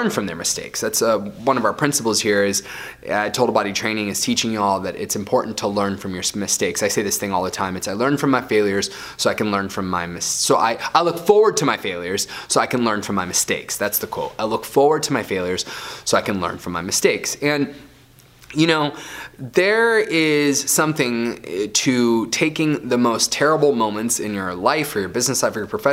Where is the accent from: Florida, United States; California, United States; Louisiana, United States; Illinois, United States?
Florida, United States; I grew up in Florida